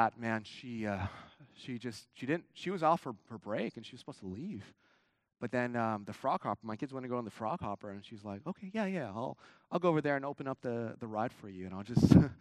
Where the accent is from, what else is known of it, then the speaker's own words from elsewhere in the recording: California, United States; now in Houston, United States; I'm from California